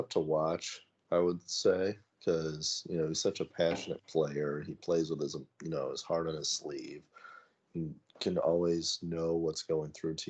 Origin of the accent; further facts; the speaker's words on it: United States; You always are partial as an American